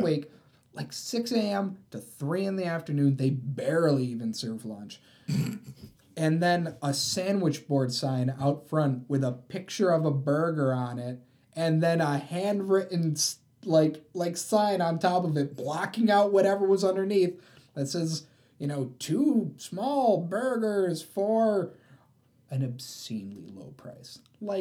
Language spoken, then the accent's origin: English; Syracuse, New York, United States; now in Buffalo, United States; I'm from Syracuse